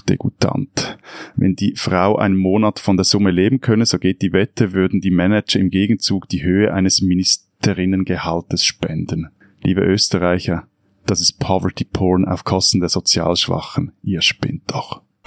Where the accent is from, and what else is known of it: Lake Zurich, Switzerland; born or raised there